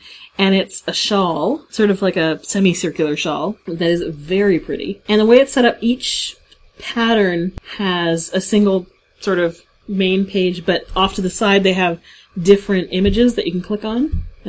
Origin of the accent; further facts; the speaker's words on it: Hamilton, Ontario, Canada; historic Dundurn Castle in my hometown of Hamilton, Ontario.